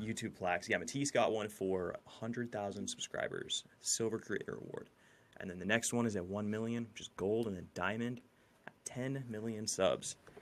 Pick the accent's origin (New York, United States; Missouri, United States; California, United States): California, United States; Fortuna; I graduated from Fortuna High School in Fortuna, California, uh, right, right in the middle of the redwoods